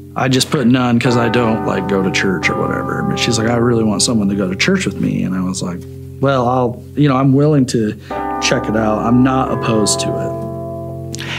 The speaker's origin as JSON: {"language": "English", "town": "Shelbyville", "region": "Illinois", "country": "United States", "also_born_or_lived": "Effingham, Illinois", "moved": "as an adult", "lives_now": "Champaign, United States", "said": "I'm from Shelbyville, Illinois originally, but I live in Champaign and have kind of lived all over the country."}